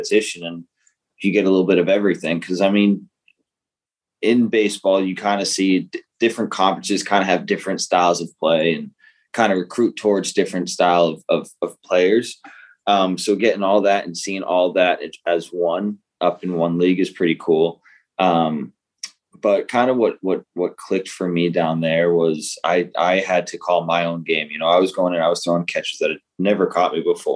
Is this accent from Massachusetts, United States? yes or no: yes; Massachusetts, United States; moved away as an adult; also born or lived in Blacksburg, Virginia; now in Florida, United States; I grew up in Massachusetts where stuff's one way